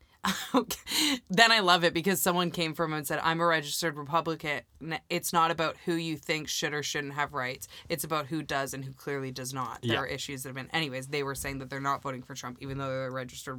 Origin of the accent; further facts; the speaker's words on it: Canada; I'm from Canada